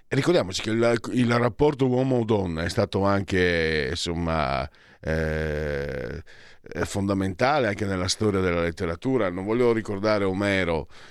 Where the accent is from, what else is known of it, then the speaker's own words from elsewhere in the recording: Italy; da dove vengo io, Veneti, e Friulani